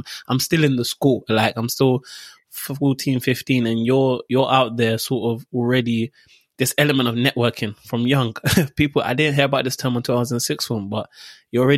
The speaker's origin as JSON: {"language": "English", "town": "Dagenham", "region": "London", "country": "United Kingdom", "tie": "born or raised there", "said": "I live in Dagenham, so I grew up in Dagenham, Borough, Barking and Dagenham"}